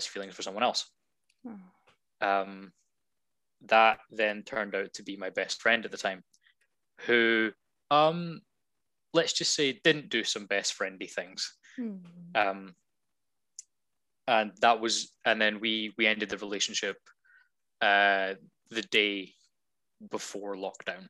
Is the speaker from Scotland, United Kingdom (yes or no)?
yes; Scotland, United Kingdom; I'm Scottish.